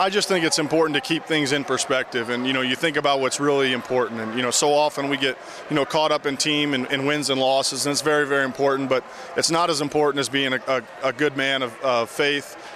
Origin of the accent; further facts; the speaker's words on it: Fishers, Indiana, United States; I grew up in Fishers, and I've been able to come back and play, you know, close to home